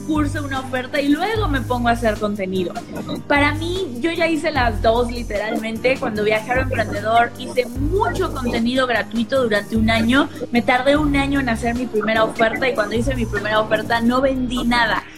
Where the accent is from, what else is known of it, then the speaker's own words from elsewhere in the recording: Mexico; soy mexicana, tengo 30 años